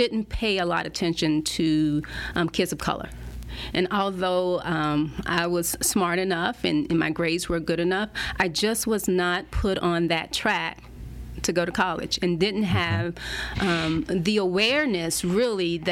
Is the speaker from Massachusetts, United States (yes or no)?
no; Pensacola, Florida, United States; moved away; also born or lived in Washington, D.C. / Maryland / Germany / South Korea; the projects that I grew up in Pensacola